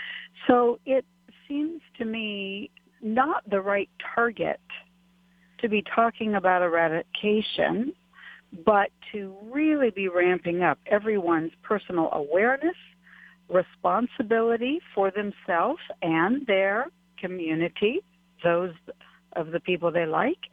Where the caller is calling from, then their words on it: Waipahu, Hawaii, United States; I'm calling from Waikele.